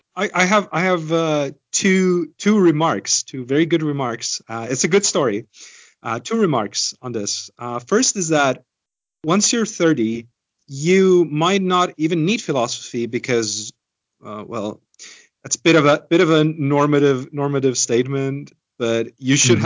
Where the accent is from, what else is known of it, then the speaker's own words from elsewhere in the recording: Estonia; growing up in Estonia